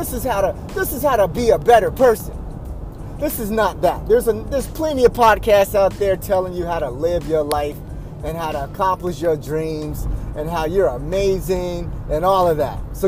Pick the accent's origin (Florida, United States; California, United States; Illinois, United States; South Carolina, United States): South Carolina, United States; Spartanburg; I'm from Spartanburg, South Carolina